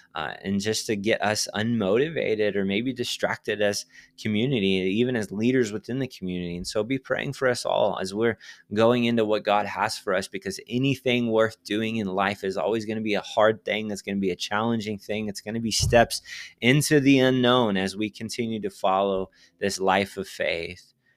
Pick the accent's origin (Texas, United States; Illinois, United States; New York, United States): Texas, United States; I'm from Texas